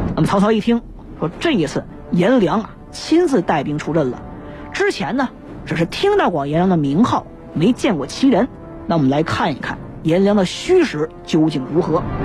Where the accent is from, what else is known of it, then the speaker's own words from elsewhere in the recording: Hebei, China; 现在这个安平郡唐阳县是咱们河北省的新河县，可以说也是咱们河北人的老乡之一